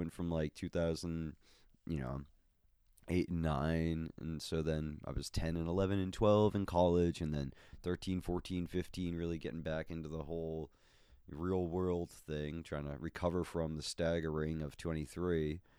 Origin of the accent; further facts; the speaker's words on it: Boston, Massachusetts, United States; also born or lived in Minnesota; But anyways, yes, I'm a Bostonian.